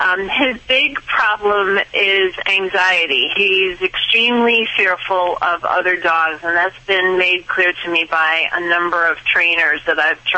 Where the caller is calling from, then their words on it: North Bergen, New Jersey, United States; I'm calling from North Bergen, New Jersey.